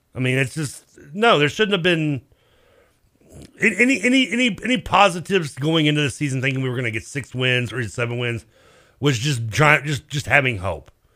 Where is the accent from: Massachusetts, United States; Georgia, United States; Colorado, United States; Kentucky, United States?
Kentucky, United States; Louisville; I'm from Louisville